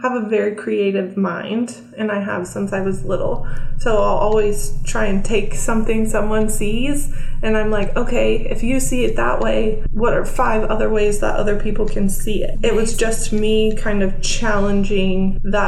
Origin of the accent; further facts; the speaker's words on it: California by San Francisco, United States; moved away as an adult; also born or lived in Florida; now in Oklahoma, United States; I grew up in California by San Francisco